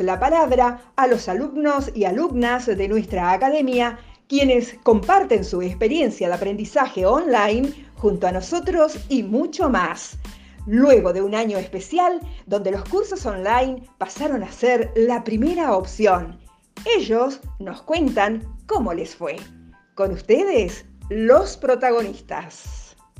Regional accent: Tucumán, Argentina; soy de Tucumán

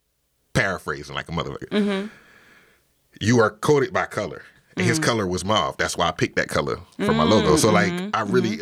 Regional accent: Orangeburg, South Carolina, United States; So I grew up in Orangeburg, South Carolina. Orangeburg is awesome.

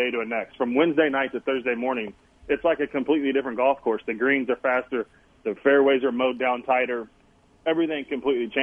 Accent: Kansas, United States; growing up in Kansas, you know, being around Tom Watson

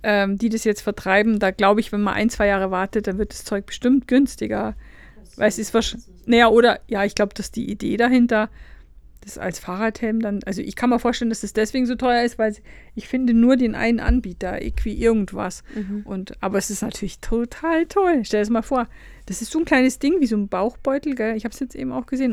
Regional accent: Lower Bavaria, Germany; ich komme ja aus Niederbayern

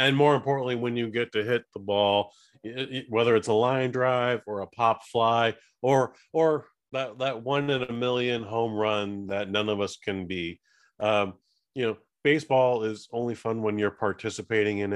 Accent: California, United States; being born and raised in California

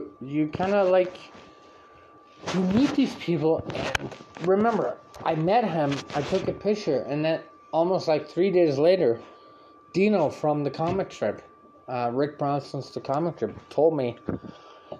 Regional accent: Canada; I'm from Canada.

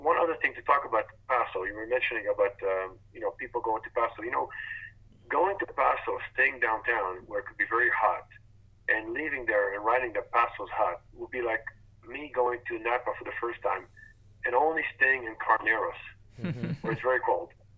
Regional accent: France; moved away; growing up in France

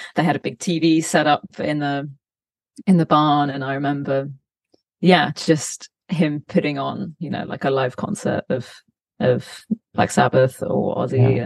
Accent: Cambridgeshire, East of England, United Kingdom; moved away as an adult; also born or lived in London; now in Los Angeles, United States; grew up in Cambridgeshire in a, in a you know decently sized town

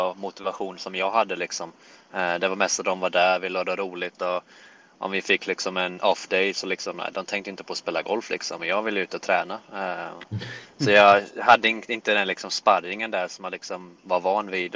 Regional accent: Jönköping, Jönköping County, Sweden; moved away as an adult; also born or lived in Helsingborg; now in United States; jag växte upp i Jönköping, eh, född och uppvuxen där

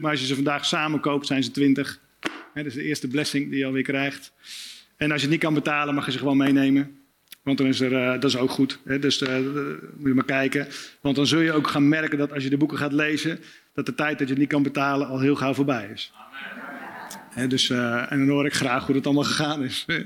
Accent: Spakenburg, Utrecht, Netherlands; Ik kom uit Spakenburg, klein plaatsje, vissersdorp. 20.000 inwoners, heel veel kerken.

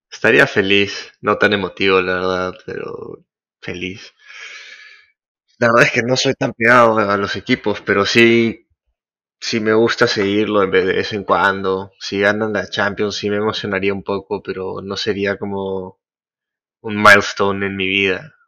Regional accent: Peru

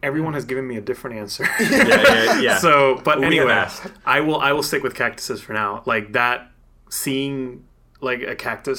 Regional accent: Puerto Rico; moved away; also born or lived in Atlanta / Tucson; I grew up in tropical weather. I'm from Puerto Rico originally. So I'm used to the Caribbean. I'm used to like that beach weather. And then I moved to Atlanta.

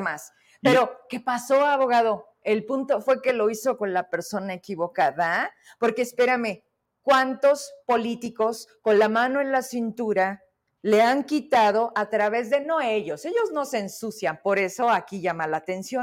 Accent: Zacatecas, Mexico; los zacatecanos

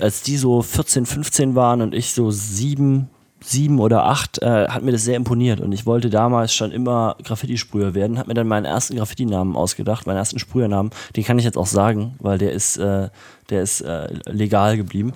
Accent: Erfurt, Thuringia, Germany; now in Leipzig, Germany; Ich bin ja in Erfurt aufgewachsen

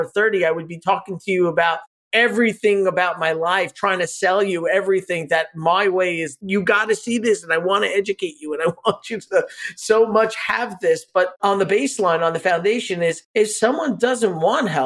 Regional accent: New York City, New York, United States; we grew up in Brooklyn

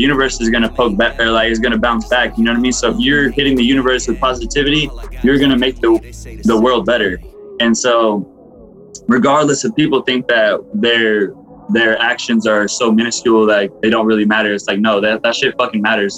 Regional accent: Fresno, California, United States; moved away as an adult; also born or lived in Los Banos, California / Kerman, California; I moved away from Fresno

